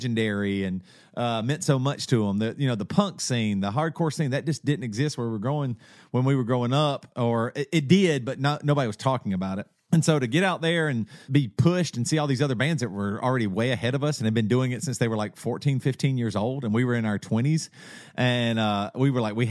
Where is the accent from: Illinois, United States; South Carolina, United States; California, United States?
South Carolina, United States; like growing up in the South Carolina, I mean, even throw out cool music or whatever.